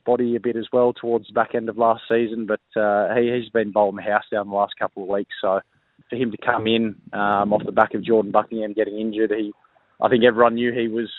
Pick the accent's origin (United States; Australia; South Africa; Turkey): Australia; New South Wales; moved away as an adult; also born or lived in Sydney; now in South Australia, Australia; New South Wales being my home state